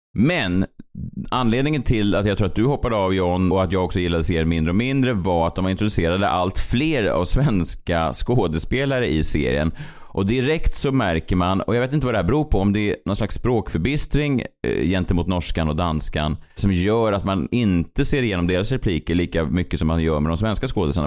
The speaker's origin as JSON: {"language": "Swedish", "country": "Sweden", "said": "som svensk"}